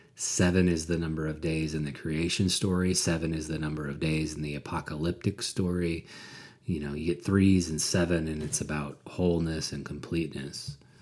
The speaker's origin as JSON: {"language": "English", "country": "United States", "tie": "born or raised there", "said": "I grew up in America uh, white and middle class."}